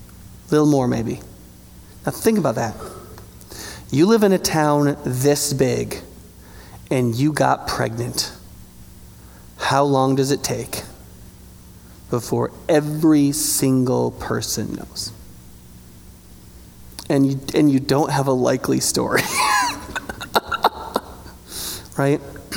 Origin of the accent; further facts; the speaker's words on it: United States; I'm American